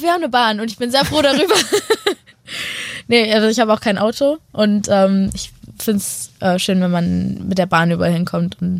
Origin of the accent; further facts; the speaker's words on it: Hanover, Lower Saxony, Germany; ich komme aus Hannover